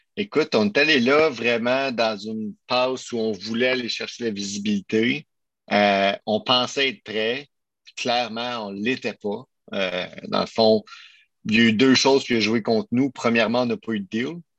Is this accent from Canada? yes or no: yes; Quebec, Canada; on est des Québécois, on est une entreprise québécoise, canadienne